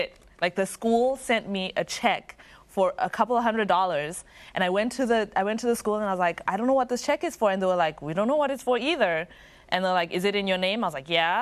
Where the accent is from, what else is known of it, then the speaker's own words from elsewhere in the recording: Zimbabwe; moved away as an adult; now in United States; I'm from Zimbabwe, and I was international student here in America